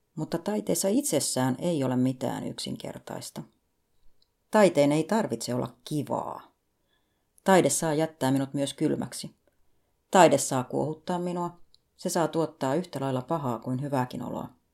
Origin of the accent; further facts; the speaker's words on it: Finland; Lapsuuteni Suomessa